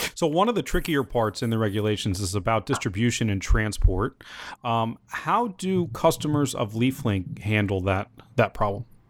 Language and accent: English; United States; me as an American